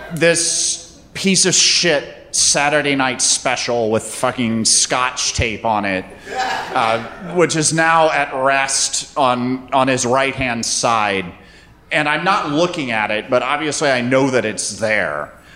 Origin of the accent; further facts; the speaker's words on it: North Carolina, United States; also born or lived in Athens, Georgia; I grew up in North Carolina